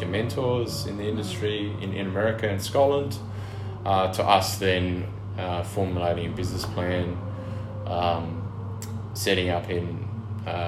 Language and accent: English; Narrogin, Western Australia, Australia; I grew up in West Australia. I grew up in the wheatbelt town of Narrogin.